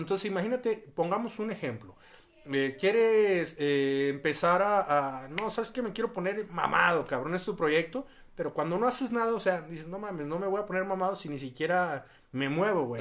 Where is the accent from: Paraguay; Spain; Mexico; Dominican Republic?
Mexico; como buen mexicano